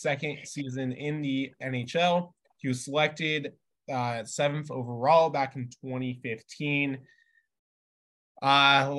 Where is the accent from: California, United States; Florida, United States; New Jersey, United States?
California, United States; I came from Bay Area, California, so I can totally give you experience in that.